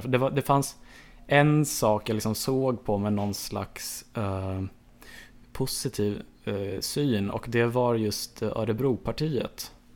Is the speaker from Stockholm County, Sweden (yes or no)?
yes; Enhörna, Stockholm County, Sweden; jag föddes på Södertälje sjukhus, ehm, växte upp i Enhörna, en liten by utanför Södertälje